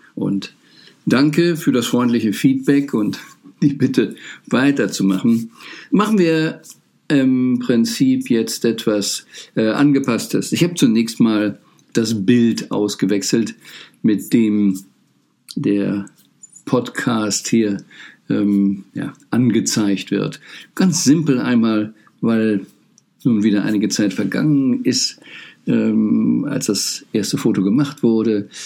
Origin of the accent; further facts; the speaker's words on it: Rhineland, Germany; ich bin im Rheinland aufgewachsen